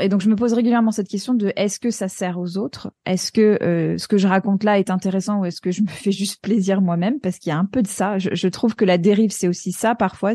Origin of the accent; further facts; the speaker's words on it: United States; moved away; quand j'étais petite aux États-Unis